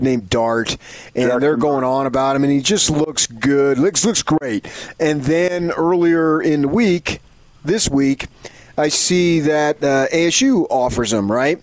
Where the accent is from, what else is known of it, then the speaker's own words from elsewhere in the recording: Parsippany, New Jersey, United States; growing up on Tioga Avenue in Parsippany, New Jersey